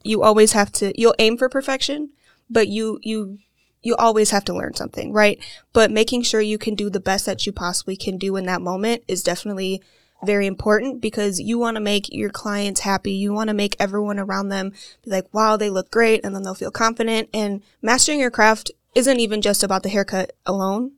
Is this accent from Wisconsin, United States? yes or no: yes; Waukesha, Wisconsin, United States; I'm from Waukesha, Wisconsin, and I have not left